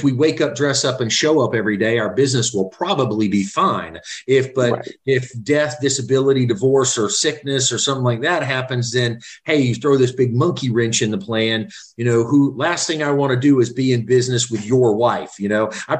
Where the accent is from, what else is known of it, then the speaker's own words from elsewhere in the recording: Central Florida, United States; I'm from Florida myself. I'm as many generations as you can go back, kind of Central